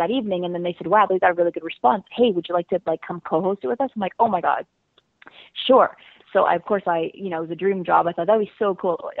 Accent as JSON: {"language": "English", "country": "Canada", "said": "We're also Canadian"}